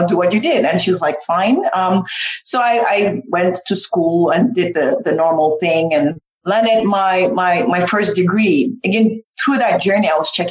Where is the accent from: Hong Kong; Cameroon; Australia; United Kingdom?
Cameroon; now in United States; I grew up in Cameroon